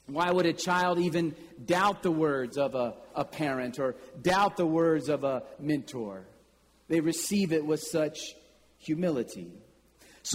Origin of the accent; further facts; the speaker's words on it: Kansas City, United States; there was a bank in my hometown in Kansas City